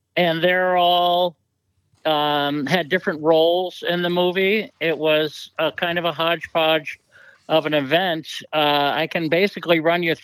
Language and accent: English; Massachusetts, United States; also born or lived in Cape Cod, Massachusetts / Martha's Vineyard, Massachusetts; I'm from Massachusetts, and I lived on the Cape for many summers as a kid